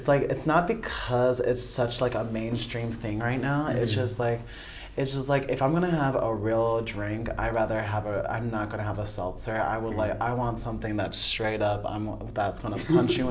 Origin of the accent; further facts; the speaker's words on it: upstate New York, United States; moved away as an adult; also born or lived in Temecula, California; I'm originally from Temecula, California, but I've lived in upstate New York for most of my life, from 9 to till I was like 21